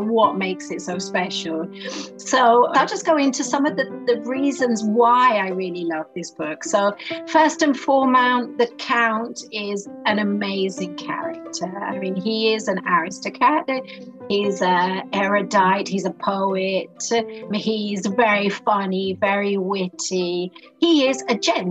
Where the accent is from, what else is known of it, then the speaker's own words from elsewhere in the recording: London, United Kingdom; now in Italy; I grew up in Great Britain, in London, and I've lived all over the world, and I'm currently living in Italy at the moment.